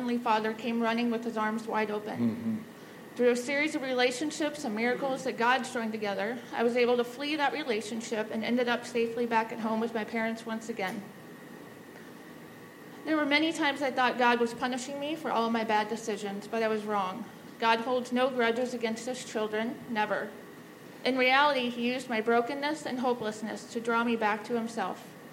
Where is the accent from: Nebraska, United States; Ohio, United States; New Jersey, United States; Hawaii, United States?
Nebraska, United States; Omaha; I grew up in Omaha and attended the same Lutheran church through high school.